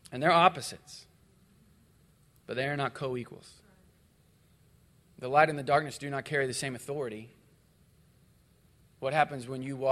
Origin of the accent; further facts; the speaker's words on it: Missouri, United States; I grew up in Missouri